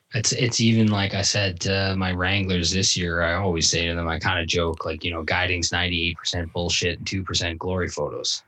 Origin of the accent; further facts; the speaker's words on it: Ontario, Canada; moved away as an adult; also born or lived in Barrie / Owen Sound; now in British Columbia, Canada; where I grew up in Ontario